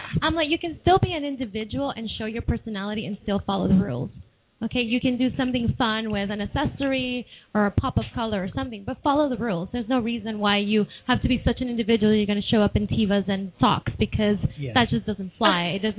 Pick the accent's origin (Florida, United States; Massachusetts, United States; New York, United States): New York, United States; New York City; now in Seattle, United States; I'm from New York City